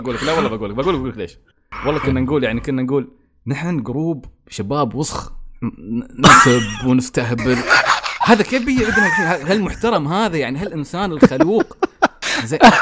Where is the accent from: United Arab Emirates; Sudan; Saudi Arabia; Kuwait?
United Arab Emirates; Al Ain, Abu Dhabi; نحن في الإمارات، يعني أنا مثلاً، أنا مثلاً من العين